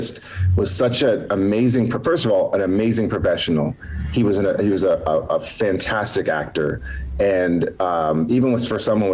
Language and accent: English; Atlanta, Georgia, United States; I'm from Hotlanta